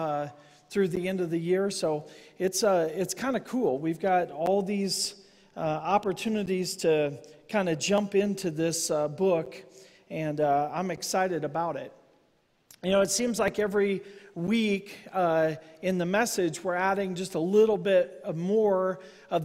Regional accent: United States; I'm an American

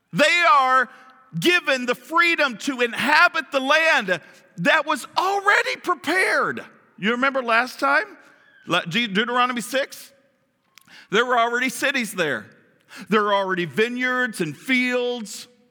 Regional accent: Kentucky, United States; I'm from Kentucky

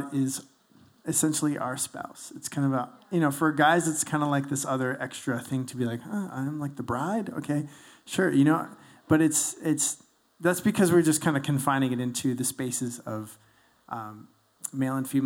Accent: Toronto, Ontario, Canada; moved away as an adult; I'm from Toronto.

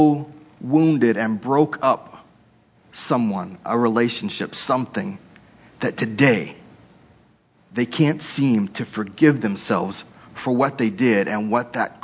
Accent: Texas, United States; moved away; I grew up in Texas

